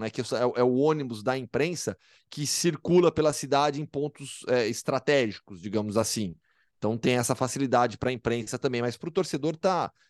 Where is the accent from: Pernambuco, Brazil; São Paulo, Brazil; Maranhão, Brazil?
São Paulo, Brazil; also born or lived in Campinas; eu sou de São Paulo.